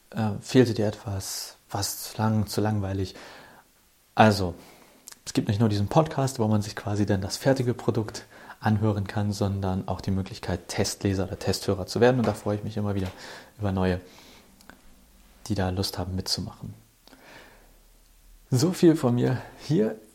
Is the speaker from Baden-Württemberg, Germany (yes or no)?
no; Hamburg, Germany; Kurz zu mir, ich bin ein Hamburger Jung, bin in Hamburg aufgewachsen